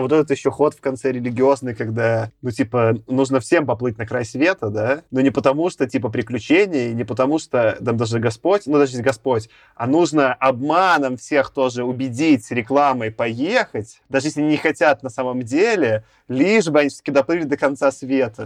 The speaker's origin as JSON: {"language": "Russian", "country": "Belarus", "also_born_or_lived": "Minsk", "said": "я белорус"}